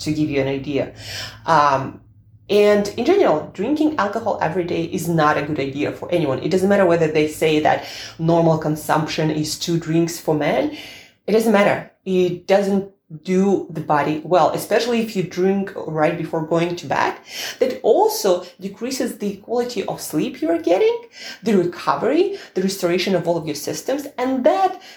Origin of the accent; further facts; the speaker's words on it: Russia; I'm Russian